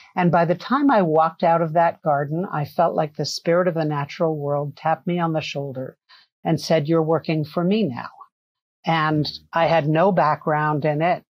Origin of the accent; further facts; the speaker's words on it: New York City, New York, United States; I grew up in New York City. I'm a city kid